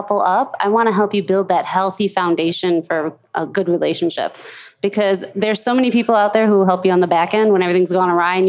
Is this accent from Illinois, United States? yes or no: yes; Chicago, Illinois, United States; moved away as an adult; now in Denver, United States; I am originally from Chicago.